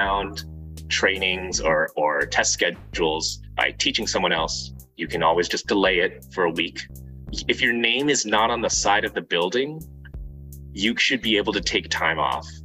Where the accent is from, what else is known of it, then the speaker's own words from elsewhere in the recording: New Jersey, United States; moved away as an adult; now in Detroit area, United States; I'm from New Jersey originally.